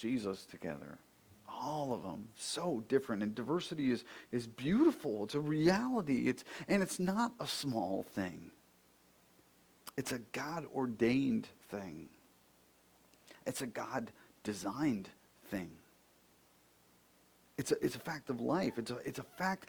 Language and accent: English; Buffalo, New York, United States; when we were growing up in Buffalo